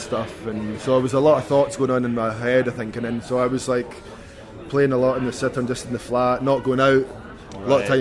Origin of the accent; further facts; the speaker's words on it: Bridge of Earn, Scotland, United Kingdom; where I'm from Bridge Avern, which is just outside Perth